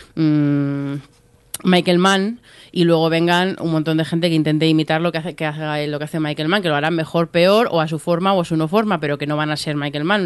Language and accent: Spanish; Spain